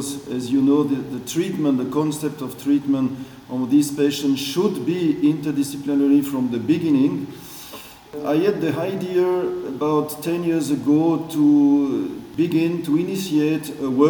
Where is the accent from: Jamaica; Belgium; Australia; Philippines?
Belgium; English is a second language; moved away as an adult; also born or lived in Switzerland; now in Basel, Switzerland; I'm originated from Belgium, and I live in Switzerland now since nearly 25, 30 years